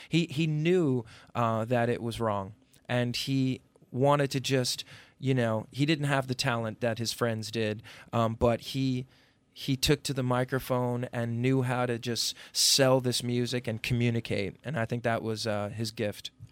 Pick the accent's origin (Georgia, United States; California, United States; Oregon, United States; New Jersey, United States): New Jersey, United States; Upper Bergen County; also born or lived in Brooklyn, New York; I grew up in New Jersey in, uh, um, sort of affluent, uh, Upper Bergen County suburb